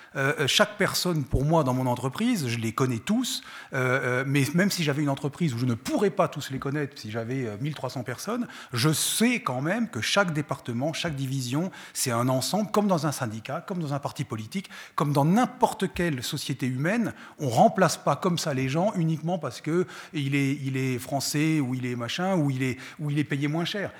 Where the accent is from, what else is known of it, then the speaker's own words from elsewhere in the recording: France; moved away as an adult; now in Switzerland; je viens de France, j'ai été élevé en France, j'ai fait mes études en France